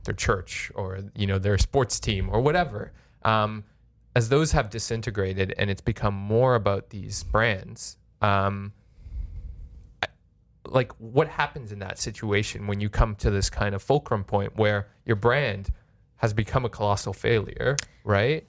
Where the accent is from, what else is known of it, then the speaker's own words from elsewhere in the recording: Canada; as a Canadian